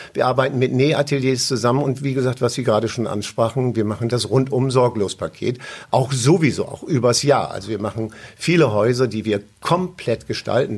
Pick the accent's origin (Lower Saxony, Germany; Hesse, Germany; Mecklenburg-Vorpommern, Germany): Lower Saxony, Germany; East Frisia; ich bin natürlich äh, groß geworden in Ostfriesland